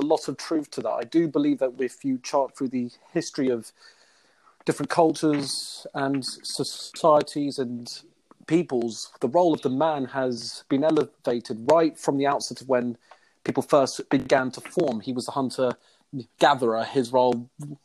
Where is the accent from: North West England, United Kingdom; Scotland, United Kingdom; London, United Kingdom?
London, United Kingdom; I'm from London